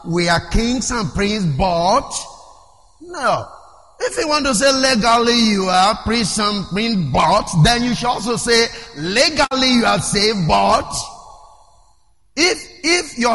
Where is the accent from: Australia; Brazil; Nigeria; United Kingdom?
Nigeria; English is a second language; I am a Nigerian